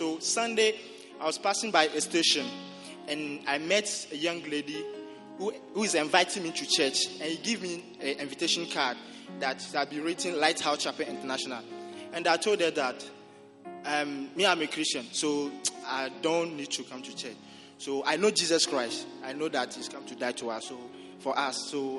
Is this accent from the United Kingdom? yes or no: no; Togo; moved away as an adult; I'm from Togo.